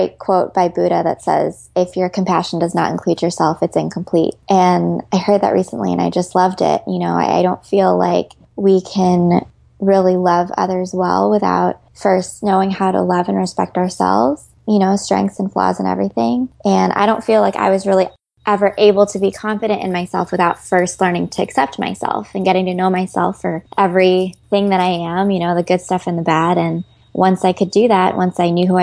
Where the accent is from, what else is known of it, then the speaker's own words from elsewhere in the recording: Chicago, Illinois, United States; moved away as an adult; now in Los Angeles, United States; I'm originally from Chicago, which I'm very proud